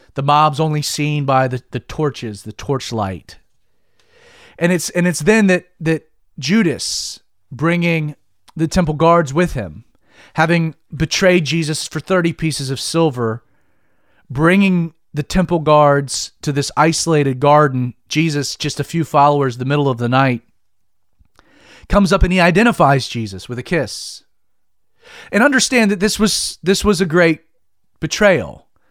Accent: Georgia, United States; I am born and bred Georgian and am proud of it.

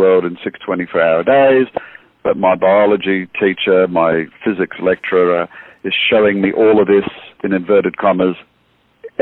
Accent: Australia; moved away as an adult; now in United States; I am Australian. As you can hear, I moved to the States in 2009

